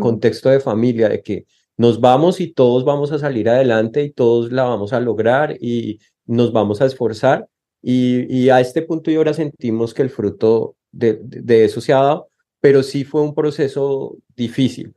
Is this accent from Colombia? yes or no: yes; Colombia; moved away as an adult; now in Texas, United States; Nosotros como colombianos